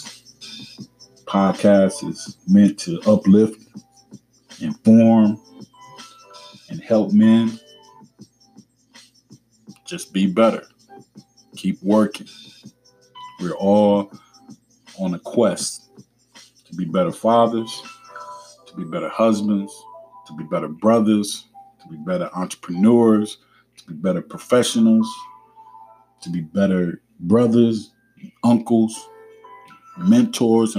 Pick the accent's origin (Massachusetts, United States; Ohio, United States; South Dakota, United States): Ohio, United States; Cleveland; I remember growing up in Cleveland, on the east side of Cleveland